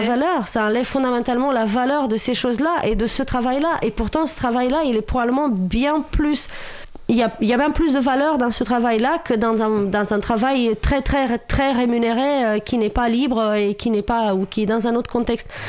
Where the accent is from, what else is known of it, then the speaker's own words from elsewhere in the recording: Romania; French is a second language; moved away as an adult; now in France; j'ai vécu jusqu'à mes 26 ans en Roumanie